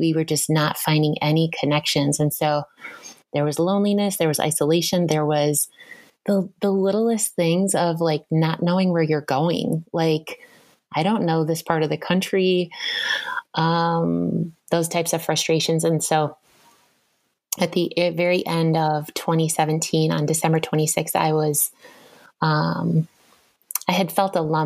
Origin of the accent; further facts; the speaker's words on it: Madison, Wisconsin, United States; also born or lived in Southern California / East Coast; now in Minnesota, United States; I grew up in Madison, Wisconsin